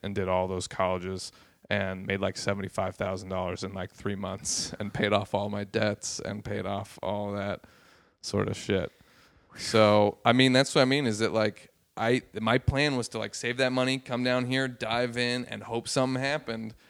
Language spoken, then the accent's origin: English; Los Angeles, California, United States; also born or lived in San Francisco; growing up in Los Angeles and San Francisco and places like